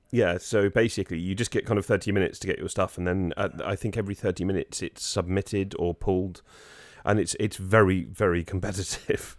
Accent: United Kingdom; now in Jersey; we were British

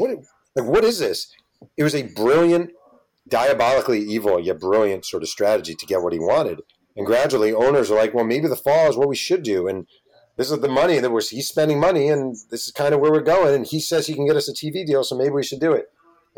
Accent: New Jersey, United States; I grew up in New Jersey.

